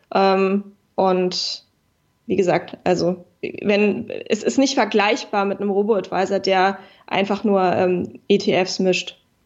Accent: Berlin, Germany; Berlin ähm, ist äh, meine Heimat. Ich komme mhm. aus Berlin, ich liebe Berlin

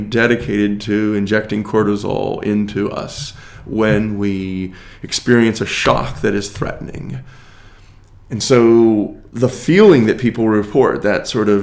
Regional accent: United States; as an American

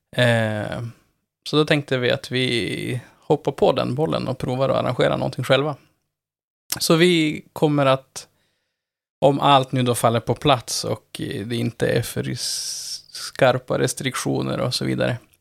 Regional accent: Norrland, Sweden; Jag, du hör jag kommer ju, jag kommer ju från Norrland

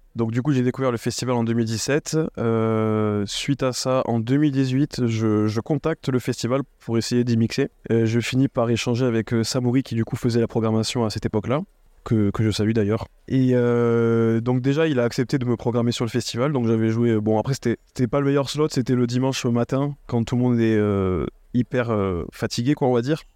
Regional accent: Toulouse, Occitania, France; je suis originaire de Toulouse

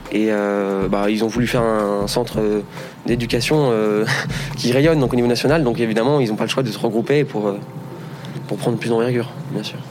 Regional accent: Aix-en-Provence, Provence-Alpes-Côte d'Azur, France; also born or lived in Paris; now in Saclay, France; je viens d'Aix-en-Provence

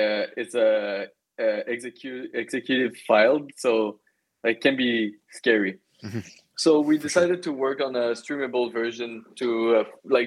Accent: Magog, Quebec, Canada; my hometown. I come from Magog, a very small town in Eastern Township of Quebec

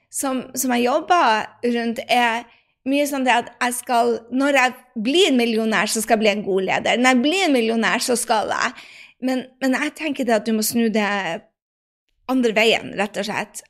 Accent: Northern Norway, Norway; jeg sier det med nordnorsk sjarm

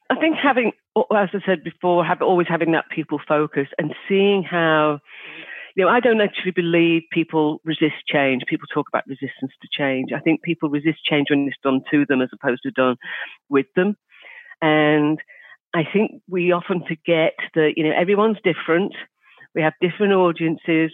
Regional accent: Liverpool, North West England, United Kingdom; I'm from Liverpool in the UK

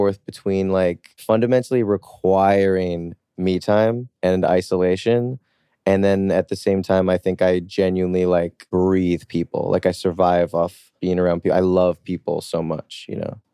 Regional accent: New Jersey, United States; also born or lived in New York City; I grew up in New Jersey

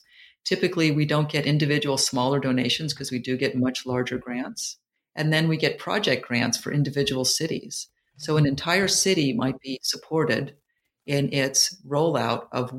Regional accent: California, United States; And I just ended up with them because I was from Silicon Valley and I was from Stanford.

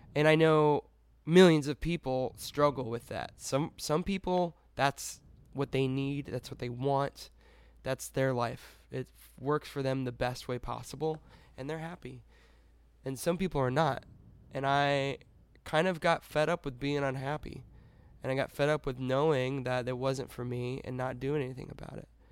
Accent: Connecticut, United States; I was born in Connecticut

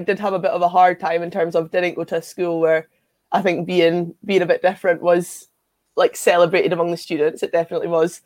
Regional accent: Scotland, United Kingdom; I'm like quite passionate about being Scottish

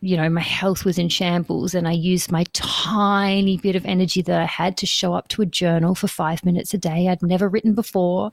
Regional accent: Perth, Western Australia, Australia; moved away as an adult; now in New Zealand; I am born and raised in Perth, Australia, in Western Australia, and that's where I lived for the first 30 years of my life

